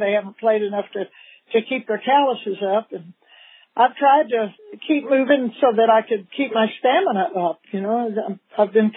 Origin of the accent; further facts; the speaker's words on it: Louisiana, United States; I grew up in Louisiana